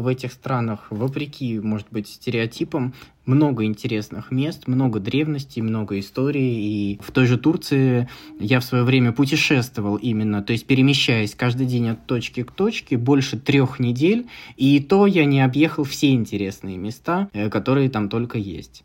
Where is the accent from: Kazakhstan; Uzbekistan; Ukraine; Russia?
Russia; Tver Oblast; now in Moscow, Russia; Тверской области, откуда я родом